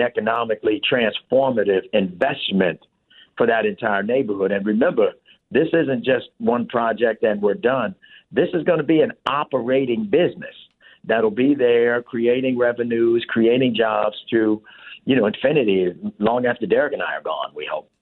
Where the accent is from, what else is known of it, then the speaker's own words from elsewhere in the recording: Chicago, Illinois, United States; also born or lived in South Shore, Chicago; I'm from the South Side, so I'm from Inglewood, raised, and then I moved over to South Shore of where this is